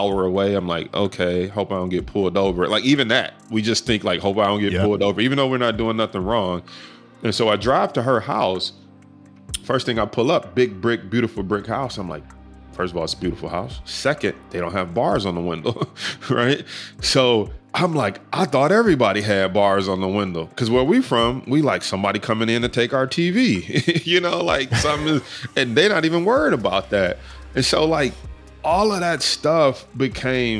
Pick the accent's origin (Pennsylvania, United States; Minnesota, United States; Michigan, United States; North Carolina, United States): Michigan, United States; Detroit; growing up in Detroit, like, we're in the hood.